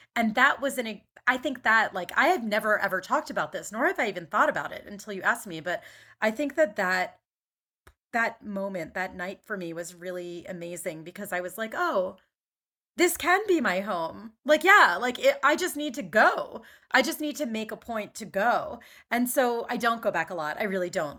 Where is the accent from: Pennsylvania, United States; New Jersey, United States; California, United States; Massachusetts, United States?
Pennsylvania, United States; Main Line, Philadelphia suburbs; moved away as an adult; also born or lived in Atlanta, United States / Caracas, Venezuela / Spain / New York, United States; I grew up in the Main Line